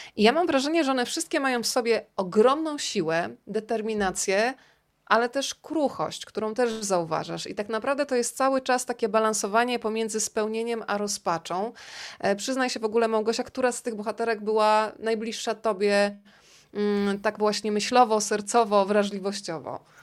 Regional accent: Rzeszów, Subcarpathian Voivodeship, Poland; moved away as an adult; also born or lived in Warsaw; jestem z Rzeszowa

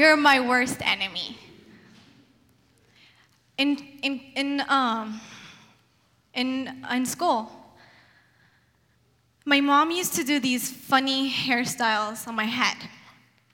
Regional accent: Yemen; now in Portland, United States; I come from Yemen, Middle East, very male-dominant society.

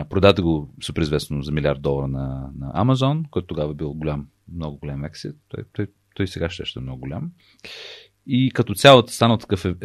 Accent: United States; Аз понеже израснах в Штатите и това, че американците умеят така много красиво да разказват неща, на мен не ми е тайна.

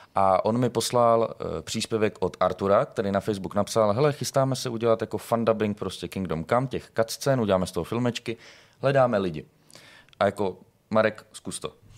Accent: Brno, South Moravian Region, Czechia; moved away as an adult; now in Prague, Czechia; A v roce 2020 jsem se přestěhoval do Prahy. Já jsem z Brna

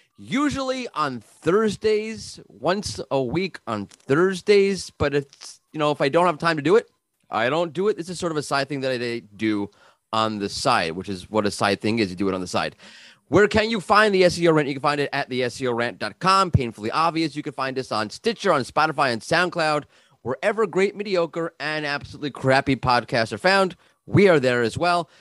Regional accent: New York, United States; moved away; I'm from New York originally. We talk fast

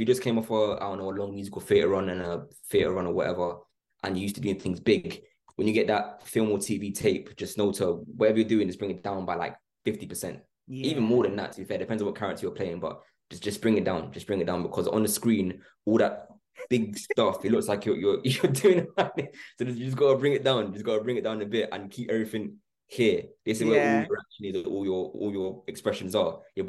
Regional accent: London, United Kingdom; Me and Billy were from, I was from London, he was from Essex, and Charlie and Chanel were from Manchester.

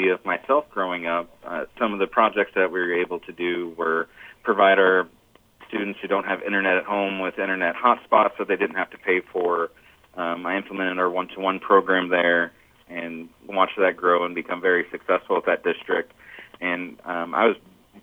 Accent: Kansas City, United States; I grew up in Kansas City Public Schools, where I came back to.

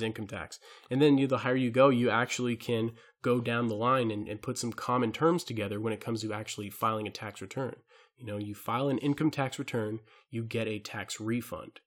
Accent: Hawaii, United States; I'm from Hawaii

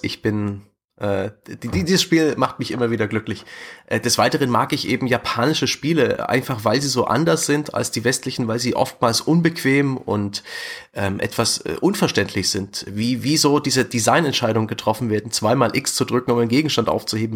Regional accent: near the German-Czech border, eastern Saxony, Germany; moved away; also born or lived in Fürth; Ich bin im tiefen Osten geboren, nahe der deutsch-tschechischen Grenze in Ostsachsen

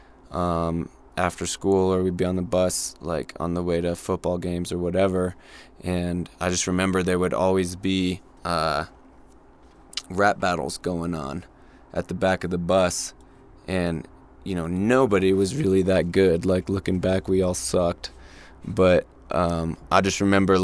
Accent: Santa Fe, New Mexico, United States; I grew up here in Santa Fe

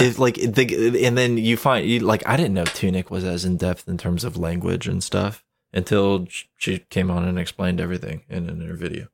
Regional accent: Ocala, Florida, United States; my hometown. I worked for a homeless charity

